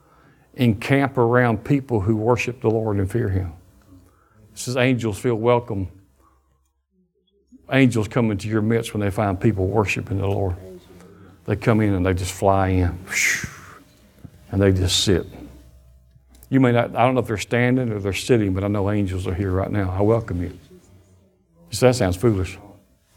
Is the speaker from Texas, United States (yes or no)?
no; Alabama, United States; we're from Alabama